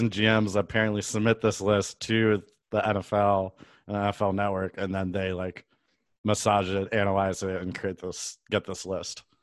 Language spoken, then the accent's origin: English; Chicago, Illinois, United States; I am from the Chicagoland area, specifically the suburbs